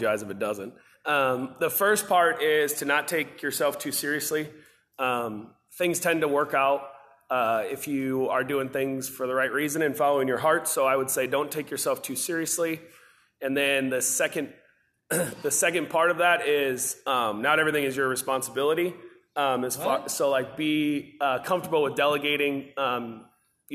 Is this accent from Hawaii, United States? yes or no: no; Rock Rapids, Iowa, United States; I'm from Rock Rapids, Iowa, Central Lyon High School